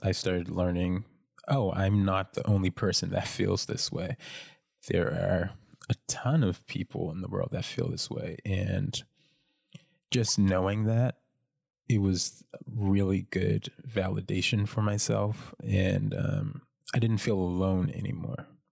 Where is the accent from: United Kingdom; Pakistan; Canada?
Canada; North Preston, Nova Scotia; I grew up in North Preston, um, which is the largest black community in Canada